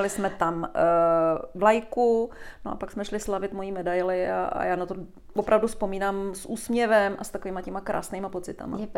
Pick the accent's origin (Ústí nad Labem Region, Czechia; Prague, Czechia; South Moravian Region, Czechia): Prague, Czechia; V Praze, v Praze. na Jižním městě.